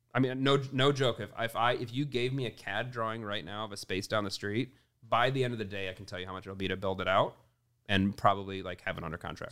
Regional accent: Midwest, United States; I grew up in the Midwest, meat and potatoes

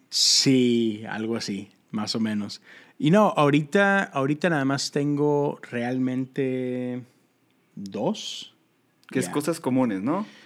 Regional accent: Monterrey, Nuevo León, Mexico; Este, pues soy un vato de Monterrey, Nuevo León.

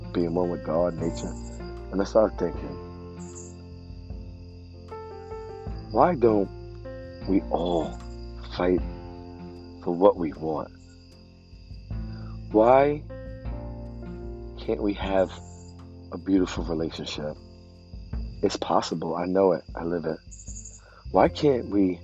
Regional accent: New York City, New York, United States; moved away as an adult; also born or lived in Bensonhurst, Brooklyn; now in New Jersey, United States; I grew up in the Sheepshead Bay projects for 20 years of my life, and moved to Bensonhurst. Now I live in Jersey

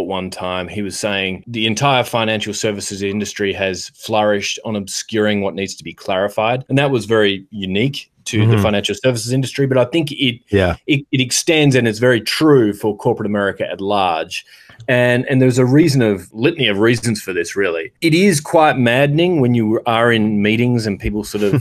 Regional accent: Australia; moved away as an adult; now in United States; I've lived in the US for 13 years and I don't think I have an American accent at all. I mean, there are certain words that I say in place of words that I would have used growing up in Australia.

